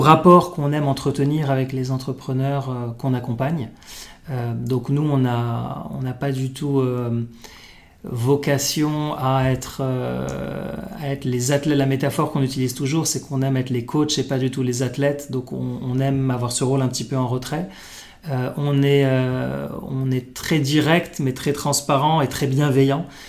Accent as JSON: {"language": "French", "country": "Morocco", "tie": "born or raised there", "also_born_or_lived": "Paris, France", "moved": "as an adult", "said": "j'ai grandi au Maroc, comme toi"}